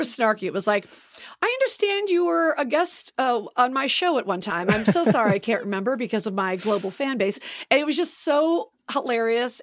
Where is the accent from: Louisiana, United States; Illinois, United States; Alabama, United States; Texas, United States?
Illinois, United States; Chicago; moved away as an adult; also born or lived in Oak Park, Illinois / Los Angeles; I'm from Chicago, so I grew up loving Second City. And when I moved to L A when I was eighteen